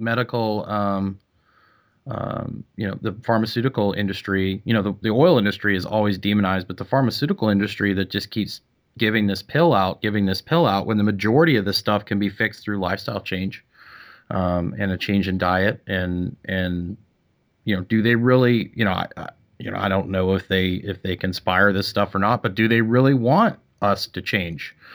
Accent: Canada; moved away; I'm from Canada

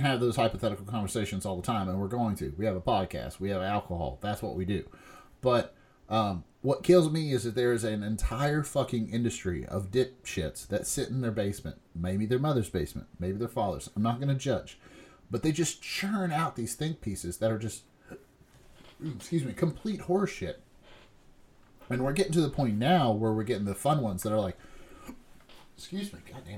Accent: West Virginia, United States; moved away; also born or lived in Lexington, Kentucky; we grew up in West Virginia

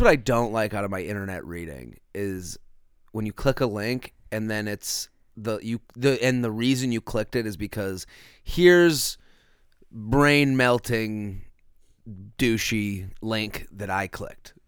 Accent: Boston, Massachusetts, United States; moved away; back in Boston, where I'm from

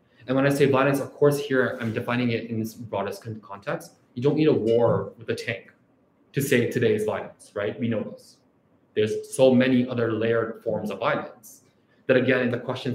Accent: Toronto, Ontario, Canada; also born or lived in Pakistan; I'm from Rexdale

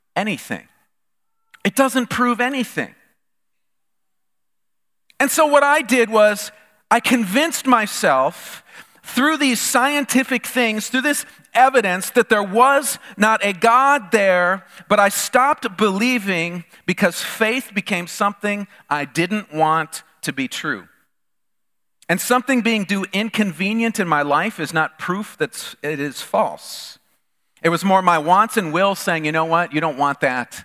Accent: the North, United States; moved away as an adult; I grew up in the North

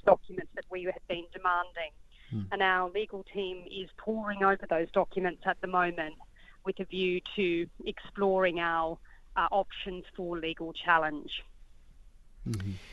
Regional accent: Australia; I am an Australian um, by by nationality

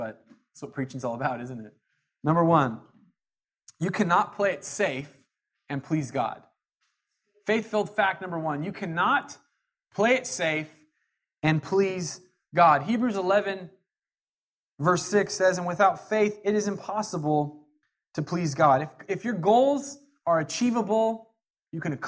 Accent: Jackson County, Southern Oregon, United States; I'm from Jackson County down in Southern Oregon

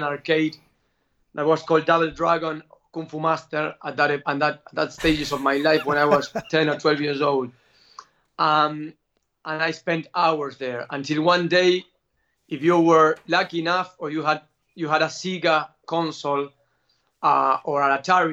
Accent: Argentina; I'm from Argentina

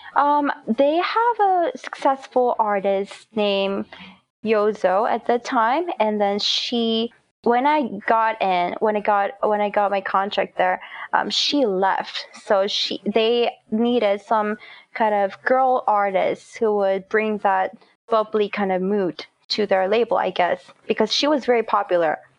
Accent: South Korea; moved away as an adult; now in United States; I was born and raised in Korea before college.

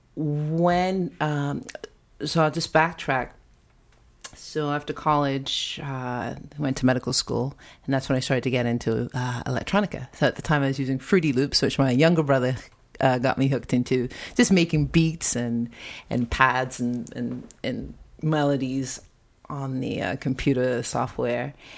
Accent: Long Island, New York, United States; moved away; also born or lived in Santa Rosa, California; the home that we grew up in in Long Island

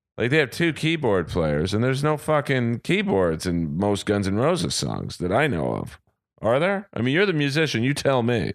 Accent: Los Angeles, California, United States; I grew up in Bel Air

